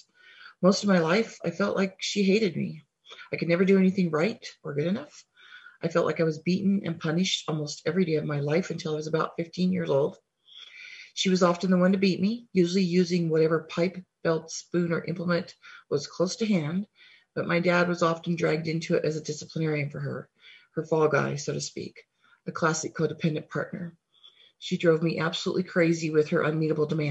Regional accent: Wyoming, United States; now in Helena, United States; I currently live in Helena, Montana, but I grew up in Wyoming.

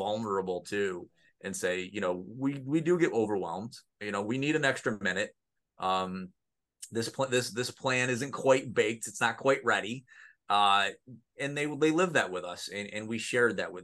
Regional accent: Mexico, New York, United States; I grew up in Mexico, New York, which is just down the road, you know, 15 minutes away from Oswego

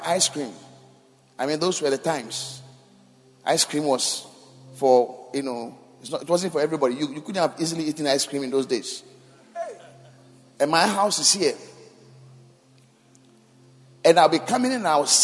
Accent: Accra, Greater Accra, Ghana; I grew up in Kaneshi

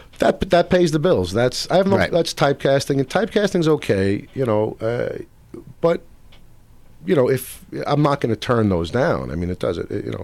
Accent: New York City, New York, United States; moved away as an adult; now in Los Angeles, United States; I grew up in Brooklyn. I do a lot of work, and even my accent is not a typical modern day Brooklyn accent. And I use an old 1920s Lower East Side accent, which is very specific.

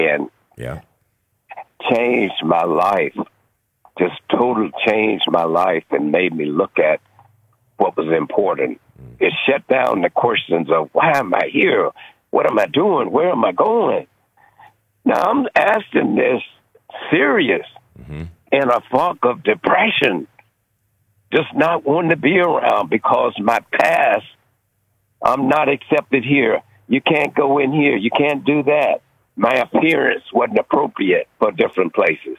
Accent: Louisiana, United States; I'm from Louisiana

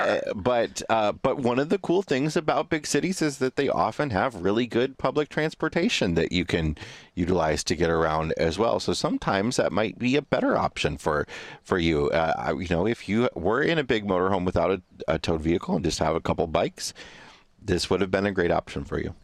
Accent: Western Illinois, United States; also born or lived in Chicago, Illinois; I'm from Western Illinois, uh, originally, and then I moved to Chicago, uh, as an adult

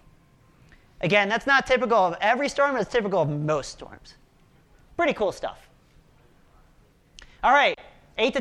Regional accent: outside of Philadelphia, Pennsylvania, United States; now in Colorado, United States; I grew up outside of Philadelphia

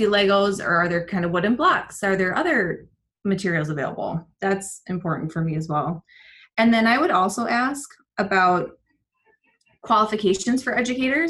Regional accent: Minnesota, United States; I am a Minnesotan married to a Venezuelan

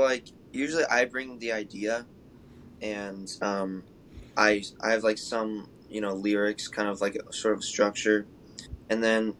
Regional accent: Dunwoody, Georgia, United States; And I feel very lucky growing up in Dunwoody

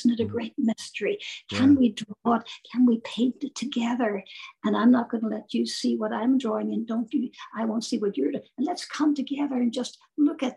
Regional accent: Ireland; I'm Irish

